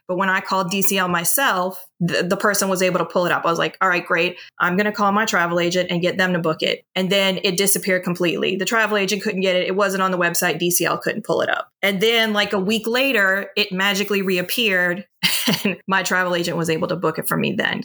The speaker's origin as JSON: {"language": "English", "town": "New Orleans", "region": "Louisiana", "country": "United States", "accent": "Southern drawl", "said": "I am from New Orleans"}